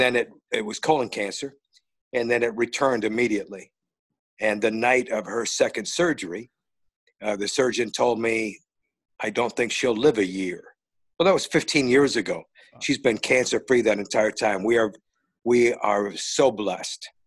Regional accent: Northern Indiana, United States; moved away; I'm a Notre Dame guy because I grew up in Northern Indiana

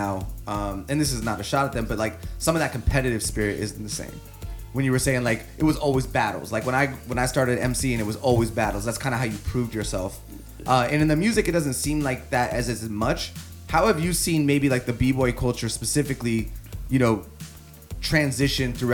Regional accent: Sunnyside, Washington, United States; I grew up in the Valley

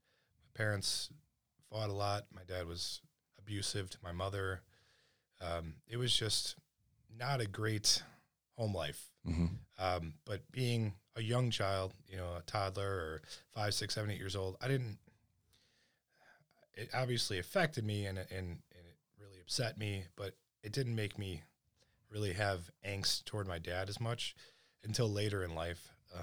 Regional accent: Carpentersville, Illinois, United States; also born or lived in Alabama; Well, I ended up settling in Carpentersville.

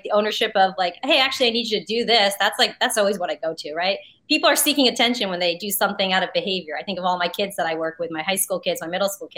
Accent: New Jersey, United States; I'm from Jersey too.

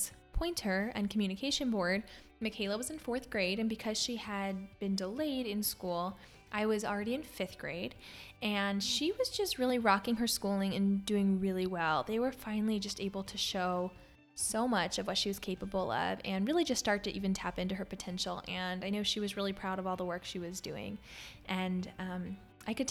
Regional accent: Pennsylvania, United States; moved away; also born or lived in Maryland; I grew up in Pennsylvania

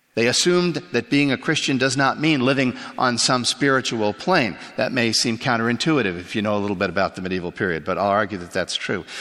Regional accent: Canada; moved away; I grew up in Canada

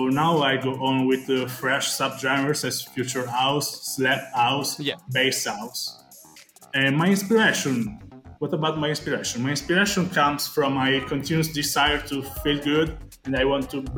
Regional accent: Italy; also born or lived in Calabria; now in Florence, Italy; I am from Italy. I usually live and work in the wonderful Florence.

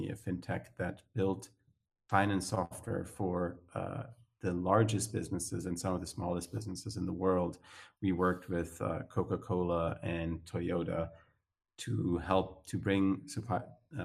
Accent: Zurich, Switzerland; accent: Swiss; I grew up in Switzerland, in Zurich, to be precise.

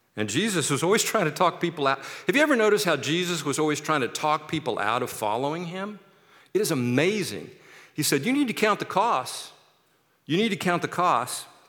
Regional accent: Kansas City, United States; now in Seattle, United States; I'm from Kansas City

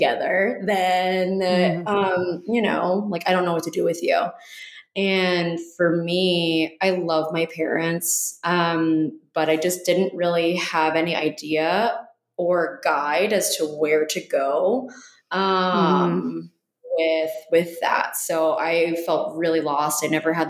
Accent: New Jersey, United States; now in Baltimore, United States; originally from New Jersey.

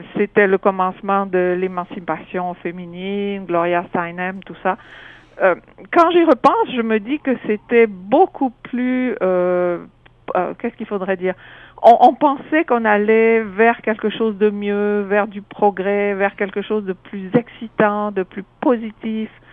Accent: French-speaking Switzerland, near Sierre, Valais, Switzerland; moved away as an adult; also born or lived in Nigeria / Montreal, Canada; now in Toronto, Canada; je viens de Suisse

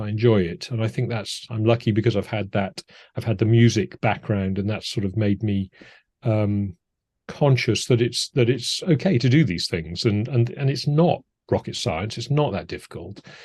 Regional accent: Cardiff, Wales, United Kingdom; moved away as an adult; also born or lived in Edinburgh / America; most of my, um, teenage years and school years were in Cardiff in South

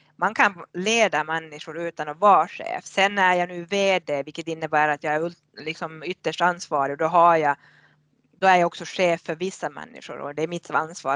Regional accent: Haparanda, Norrbotten County, Sweden; moved away as an adult; now in Finland; född och uppvuxen i Haparanda på svenska sidan

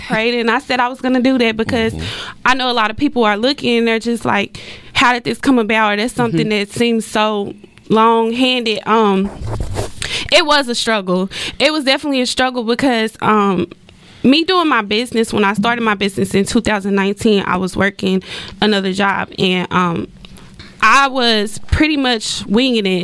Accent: Dallas, Texas, United States; also born or lived in Texarkana; I was born in Texarkana, but I was actually raised in Dallas

